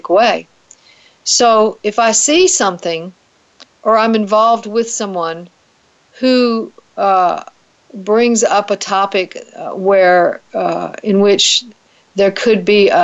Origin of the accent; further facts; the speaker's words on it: the South, United States; accent: Southern; In case you can't tell from my accent, I live in the South